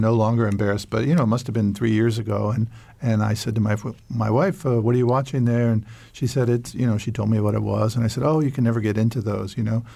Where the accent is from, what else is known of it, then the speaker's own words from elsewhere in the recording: New York, United States; I grew up near New York City